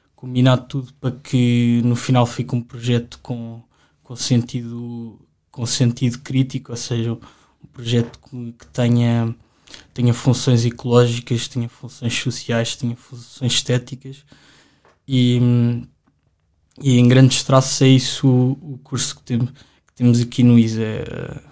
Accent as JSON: {"language": "Portuguese", "region": "Lisbon", "country": "Portugal", "tie": "born or raised there", "said": "eu sempre vivi aqui em Lisboa"}